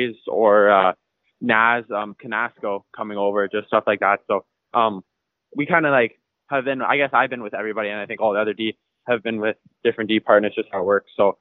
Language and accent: English; Saskatoon, Saskatchewan, Canada; I'm from Saskatoon, Saskatchewan, so in the prairies.